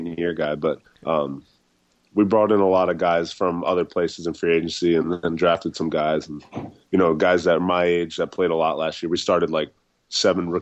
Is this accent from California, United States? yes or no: no; Annapolis, Maryland, United States; now in Jacksonville, United States; I was born in Annapolis, so I lived in Maryland for first, you know, half of my life, quarter of my life